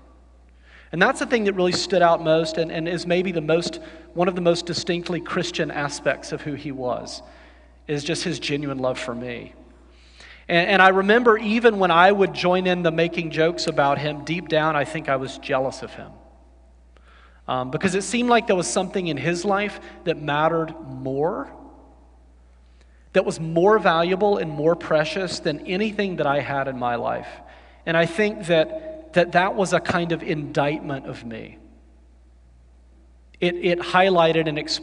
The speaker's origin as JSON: {"language": "English", "region": "the South", "country": "United States", "tie": "born or raised there", "said": "I grew up in the South and went to college in the South"}